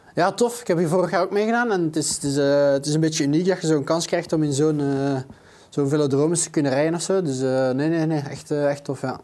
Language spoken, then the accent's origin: Dutch; Flanders, Belgium; als zelf Vlaming